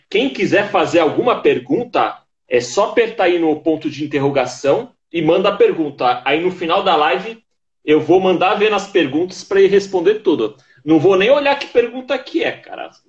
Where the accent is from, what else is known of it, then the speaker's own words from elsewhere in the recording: São Paulo, Brazil; Eu sou de São Paulo.